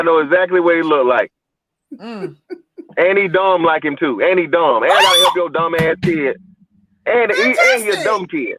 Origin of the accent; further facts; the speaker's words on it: Georgia, United States; Okay, yeah, I'm from Georgia, so I know in Georgia that's by 56%. I mean, I'm down here in Florida.